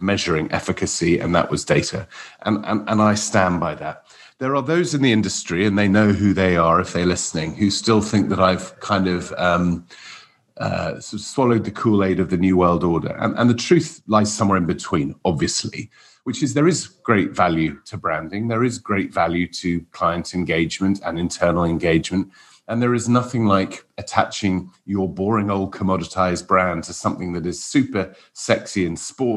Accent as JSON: {"language": "English", "region": "Wales", "country": "United Kingdom", "moved": "yes", "lives_now": "London, United Kingdom", "said": "as a Welshman"}